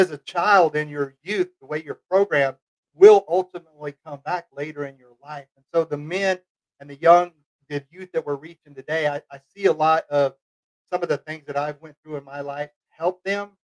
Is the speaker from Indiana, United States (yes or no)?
no; Fort Worth, Texas, United States; also born or lived in Weatherford, Texas; growing up in Dallas, Fort Worth